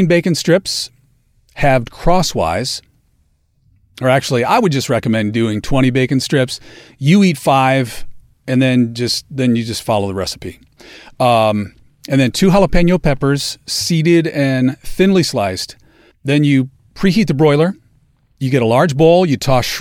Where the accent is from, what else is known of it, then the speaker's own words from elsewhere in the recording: Alabama, United States; I know my accent gives it away, but being from Alabama